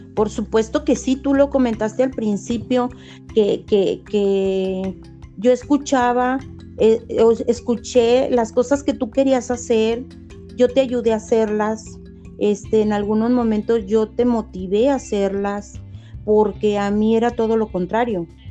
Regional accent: Guadalajara, Jalisco, Mexico; also born or lived in San Francisco del Rincón, Guanajuato; mis papás se vinieron a Guadalajara entonces toda mi vida he vivido aquí en Guadalajara

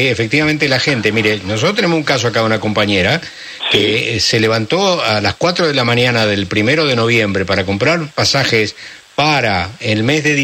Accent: San Pedro, Buenos Aires Province, Argentina

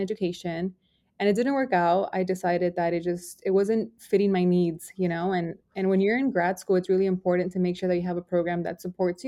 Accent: Los Angeles, California, United States; I was raised in Boyle Heights, Los Angeles

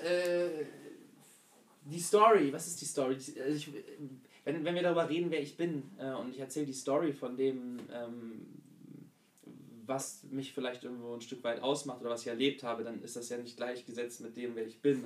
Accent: Hanover, Lower Saxony, Germany; moved away as an adult; Hannover. Dort geboren und aufgewachsen

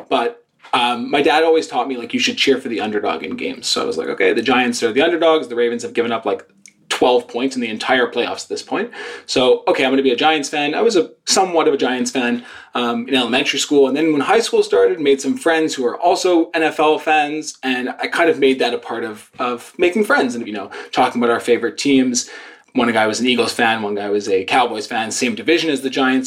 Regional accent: Montreal, Quebec, Canada; I'm a Canadian. I was born and raised in Montreal

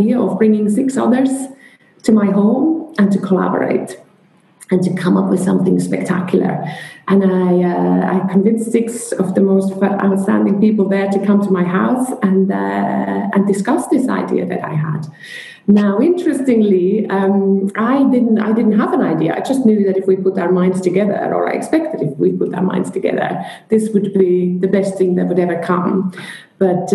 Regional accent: Switzerland; moved away as an adult; also born or lived in London; I'm originally from Switzerland

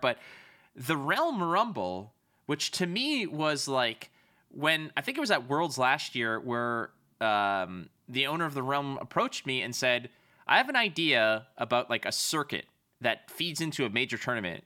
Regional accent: Canada; I'm a Canadian

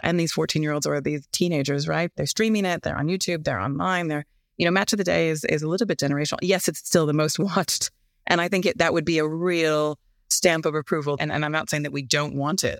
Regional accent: United States; moved away as an adult; now in United Kingdom; as an American sitting here and now have been here for thirteen years

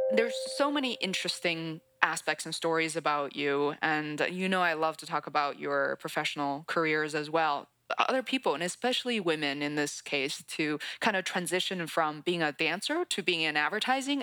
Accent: Beijing, China; now in United States; I grew up in Beijing, China. I'd spent about half of my life. It's so funny, half of my life split between China and the US

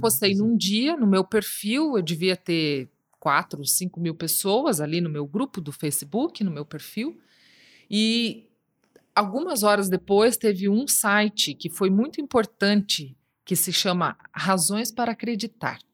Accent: Foz do Iguaçu, Paraná, Brazil; da cidade onde eu nasci, onde eu me formei, Foz do Iguaçu.

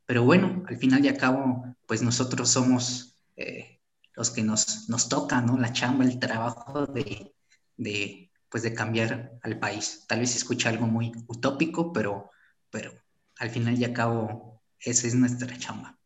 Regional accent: Mexico; somos, somos mexicanos, ¿no? O sea, eso, somos, pertenecemos al mismo país

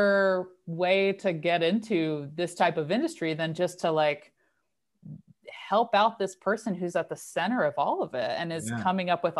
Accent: North Carolina, United States; moved away as an adult; also born or lived in Netherlands; now in Carbondale, United States; I'm originally from North Carolina

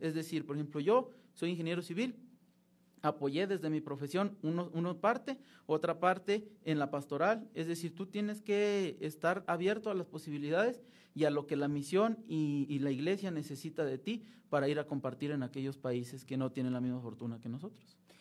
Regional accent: Francisco I. Madero, Durango, Mexico; moved away as an adult; also born or lived in Monterrey, Nuevo León; now in Mexico City, Mexico; soy nacido en Monterrey, Nuevo León, pero criado y toda mi vida de Francisco Madero Durango

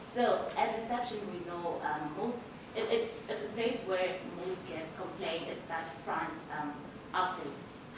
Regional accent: South Africa; moved away; I'm from South Africa.

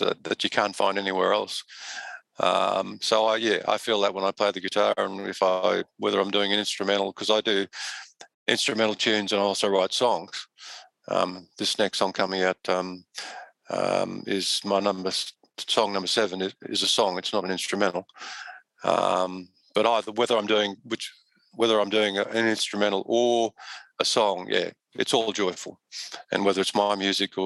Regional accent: Australia; I'm an Aussie

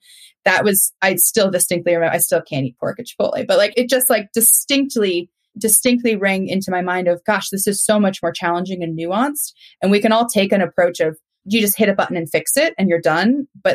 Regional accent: Indiana, United States; like where I grew up in Indiana, pigs freeze to death at night if you don't enclose them in a barn.

